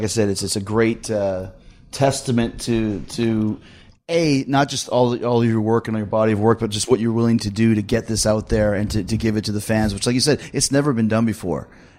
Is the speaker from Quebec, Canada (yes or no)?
no; Winnipeg, Manitoba, Canada; born or raised there; moved away as an adult; now in Tampa, United States